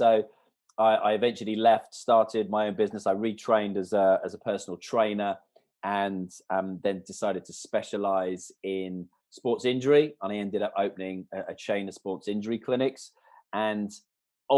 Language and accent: English; Canada; moved away; I was brought up in Canada from like the age of 3 months. My father, my grandparents were all Canadian